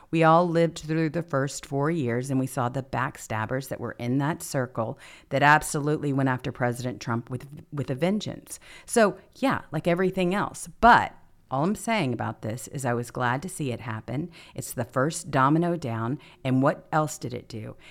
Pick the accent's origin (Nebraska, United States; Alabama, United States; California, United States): California, United States; moved away; I come from California